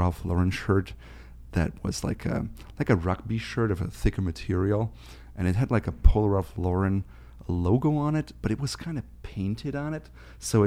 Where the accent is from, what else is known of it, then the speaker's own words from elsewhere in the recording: Schwäbisch Hall, Baden-Württemberg, Germany; now in Minneapolis, United States; I grew up in Germany, small town of Schwäbisch Hall in North Baden-Württemberg